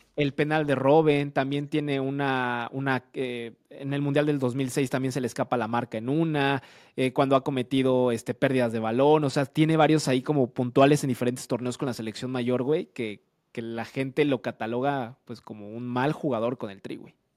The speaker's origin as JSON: {"language": "Spanish", "country": "Mexico"}